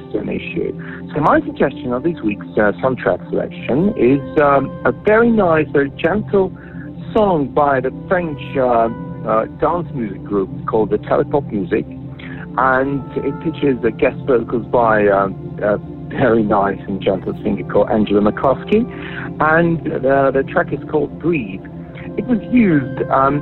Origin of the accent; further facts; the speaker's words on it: Moscow, Russia; I'm from Moscow, Russia